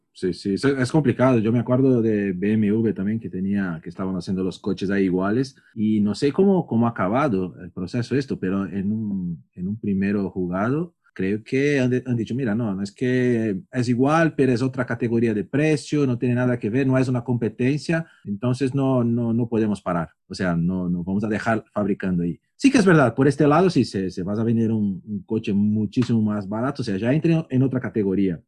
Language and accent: Spanish; São Paulo, Brazil; moved away; also born or lived in Barcelona / Madrid; yo que por ejemplo vengo de São Paulo, que es un caos, después Barcelona, Madrid